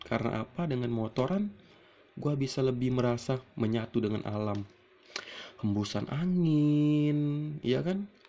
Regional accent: Palembang, South Sumatra, Indonesia; also born or lived in Lampung; gue itu sebenarnya asli di Palembang namun gue itu numpang lahir di Lampung. Jadi gua itu numpang lahir di Lampung dan besar di Palembang gitu. Dan sekarang gua tinggal di Palembang.

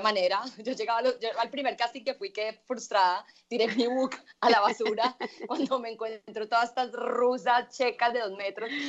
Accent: Medellín, Antioquia, Colombia; yo nací en Medellín, yo vengo de una familia a nosotros nos dicen paisas

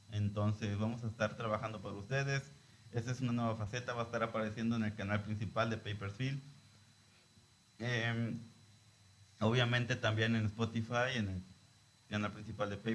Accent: Lázaro Cárdenas, Michoacán, Mexico; Transmitimos desde Lázaro Cárdenas, Michoacán, desde el puerto de Lázaro Cárdenas. Somos costeños, ¿verdad?

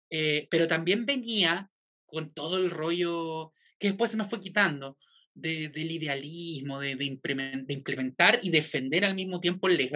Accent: the poorest region of Chile, Araucanía, Chile; soy de izquierda progresista, voy a defender el legado de la presidenta en mi, en mi tierra, en mi región, la región más pobre de Chile.

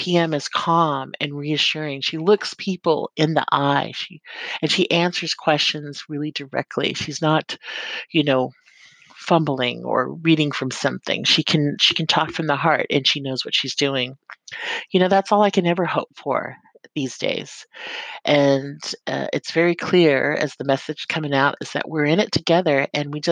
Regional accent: California, United States; moved away as an adult; now in New Zealand; an immigrant from California, America. That's the place of my birth, and it will always be in my heart

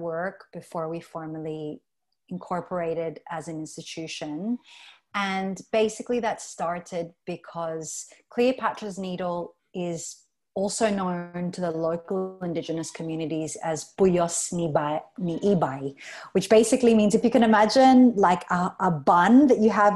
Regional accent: Australia; moved away as an adult; also born or lived in Philippines; now in Palawan, Philippines; I was born and raised in Australia and moved here to the Philippines about 7 years ago

